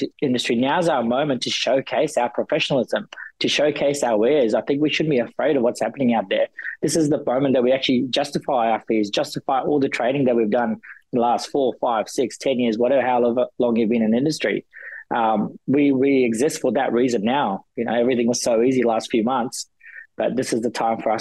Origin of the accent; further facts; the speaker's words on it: New Zealand; moved away; I'm a Kiwi at heart